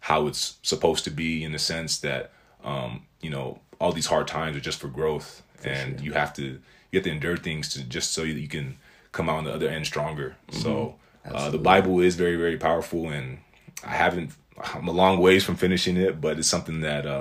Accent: United States; I was born here

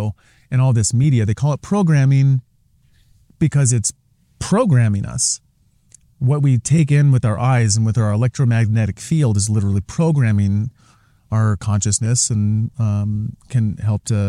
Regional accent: Portland, Oregon, United States; also born or lived in Seattle / Sedona; growing up in Portland

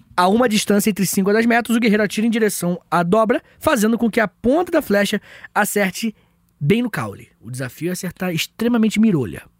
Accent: Angra dos Reis, Rio de Janeiro, Brazil; Eu sou de Angra

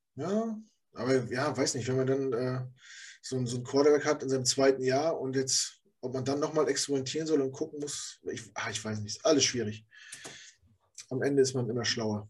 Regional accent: Rostock, Mecklenburg-Vorpommern, Germany; moved away as an adult; now in Hamburg, Germany; das ist meine Heimat. Da, da bin ich groß geworden

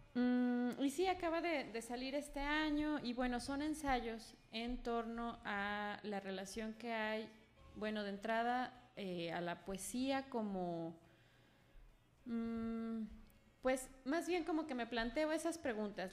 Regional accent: Guadalajara, Jalisco, Mexico; moved away as an adult; now in Mexico City, Mexico; yo soy de aquí, de Guadalajara, de aquí muy cerquita, de por el Parque Morelos

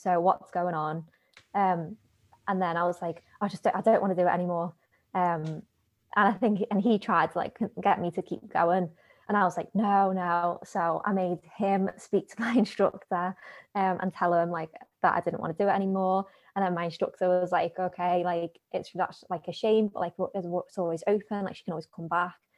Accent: Liverpool, North West England, United Kingdom; I grew up in, you'll probably tell from the accent, Liverpool

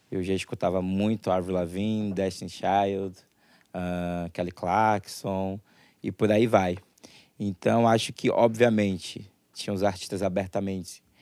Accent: Salvador, Bahia, Brazil; now in Rio de Janeiro, Brazil; eu sou de Salvador, né? Então, eu nasci no começo da década de 90

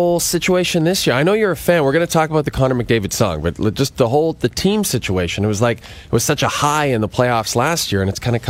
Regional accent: Alberta, Canada; now in Toronto, Canada; I grew up in Alberta and I came to Toronto and I loved it instantly.

